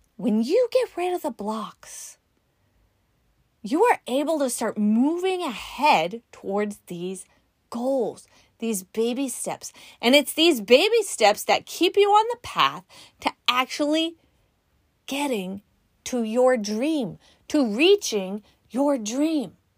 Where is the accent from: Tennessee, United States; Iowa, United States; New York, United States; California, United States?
California, United States; We're from California